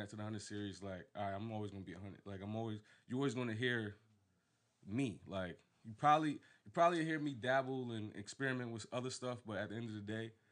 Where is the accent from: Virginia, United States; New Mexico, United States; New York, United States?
Virginia, United States; Virginia Beach; 845 Old Clubhouse Road was my address to the house that I pretty much like grew up in. Like, that's when people ask me where I'm from, is I'm from Old Clubhouse Road